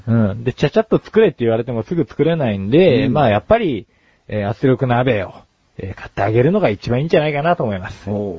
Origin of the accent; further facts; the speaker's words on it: Yokohama, Kanagawa, Japan; 浜っ子同士だ